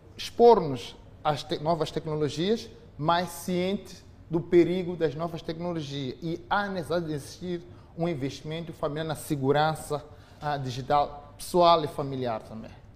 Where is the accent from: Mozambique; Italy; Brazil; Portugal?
Mozambique; nós, como moçambicanos